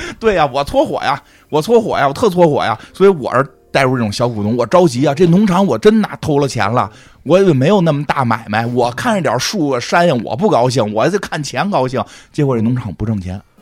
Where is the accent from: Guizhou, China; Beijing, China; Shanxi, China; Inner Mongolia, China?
Beijing, China; 北京人儿，北京人儿，老北京啊，老北京